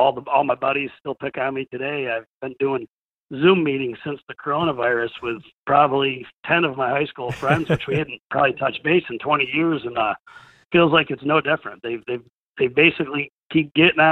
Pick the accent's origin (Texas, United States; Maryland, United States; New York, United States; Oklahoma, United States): New York, United States; I come from New York